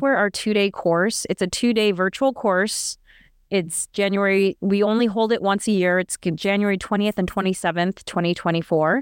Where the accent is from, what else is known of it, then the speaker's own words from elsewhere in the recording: United States; Natasha and I are both Americans.